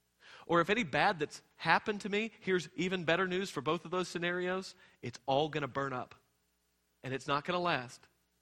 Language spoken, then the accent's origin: English; Texas, United States; I came from Texas. It's everything's bigger and better in Texas.